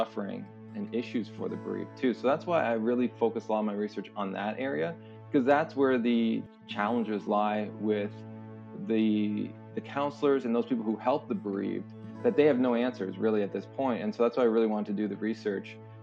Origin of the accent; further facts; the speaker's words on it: St. Catharines, Ontario, Canada; I grew up in St. Catharines, Ontario, right by Niagara Falls.